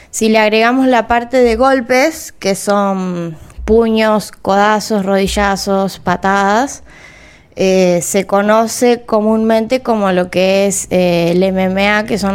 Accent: Cululú, Santa Fe, Argentina; yo me crié en el campo, en Cululú, y, bueno, allá no había muchas opciones, pero en el pueblo eh, iba un profesor de taekwondo

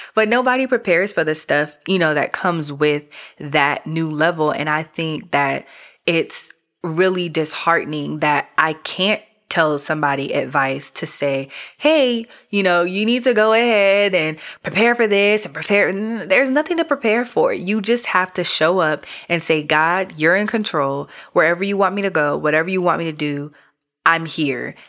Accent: New York, United States; also born or lived in Caribbean; I'm from New York.

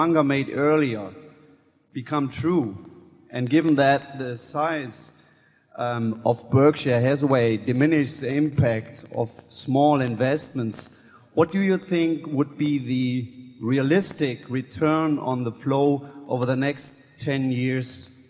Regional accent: Cologne, North Rhine-Westphalia, Germany; English is a second language; I'm from Cologne in Germany.

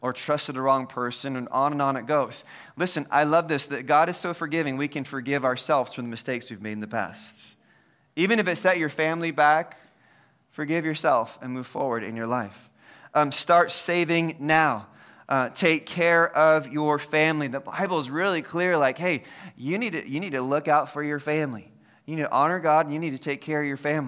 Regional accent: United States; I'm an American

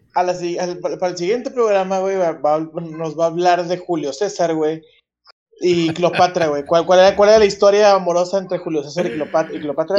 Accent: Monterrey, Nuevo León, Mexico; Yo soy más regio que la, que, la carnita asada, soy más regio que, que el cabrito al pastor

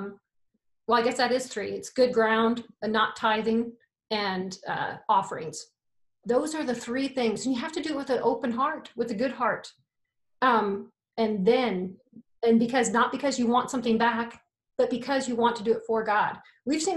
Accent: United States; I'm American

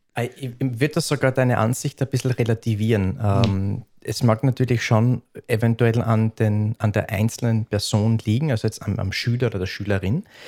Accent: Upper Styria, Austria; accent: Styrian; moved away as an adult; also born or lived in Graz, Austria; now in Vienna, Austria; Ich bin aus der Obersteiermark

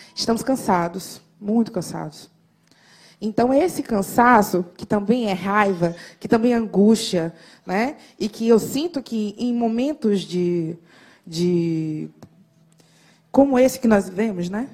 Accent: Salvador, Bahia, Brazil; Eu sou soteropolitana, faço muito orgulho disso

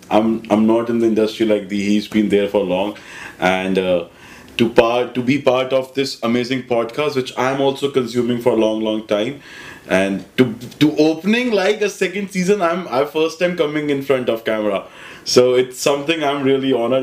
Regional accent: Delhi, India; I'm a regular Delhi guy, born and brought up in Delhi

